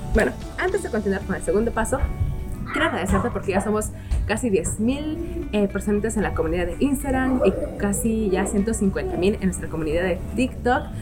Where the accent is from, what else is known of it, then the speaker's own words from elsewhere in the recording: Peru; yo soy de Perú